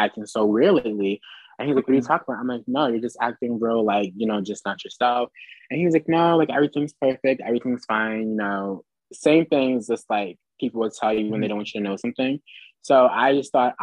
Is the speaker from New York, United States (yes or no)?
no; New Jersey, United States; moved away as an adult; now in Philadelphia, United States; we're from Jersey, but go to school in Philly. So like we live in Philly.